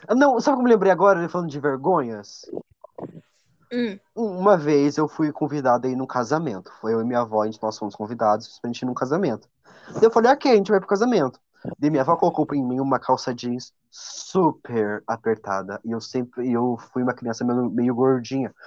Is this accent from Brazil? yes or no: yes; Paraná, Brazil